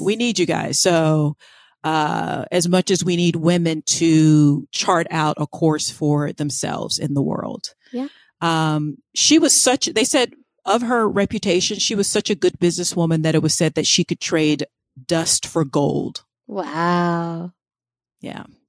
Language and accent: English; Florida, United States; I grew up in Florida